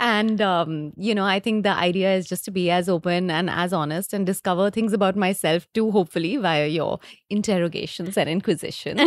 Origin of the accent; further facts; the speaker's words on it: Delhi, India; also born or lived in Leeds, United Kingdom; I'm come from Delhi, so I got a job in Delhi